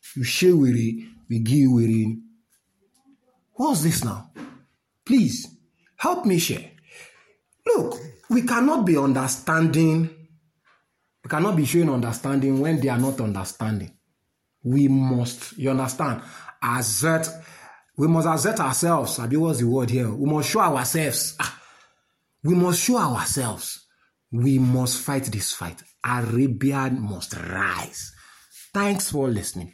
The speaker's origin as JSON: {"language": "English", "country": "Nigeria", "said": "as a Nigerian, normal man"}